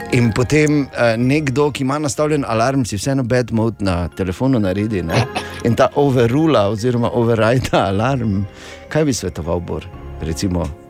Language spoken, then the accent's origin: Slovenian; Maribor, Drava, Slovenia; nam iz Maribora